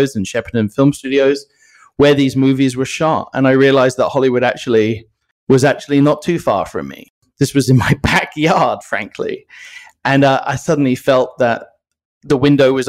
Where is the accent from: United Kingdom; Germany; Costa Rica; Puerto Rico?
United Kingdom; England; now in United States; I just never felt growing up in England that I truly was in a place where I belonged.